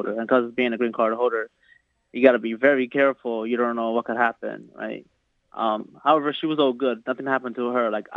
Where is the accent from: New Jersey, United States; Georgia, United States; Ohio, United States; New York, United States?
New York, United States; New York City; also born or lived in Bronx; I was born in the Bronx, but raised in Harlem.